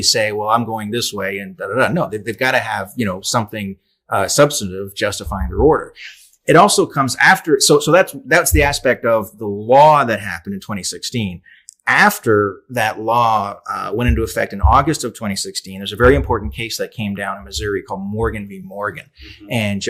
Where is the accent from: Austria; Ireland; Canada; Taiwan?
Canada; I'm Canadian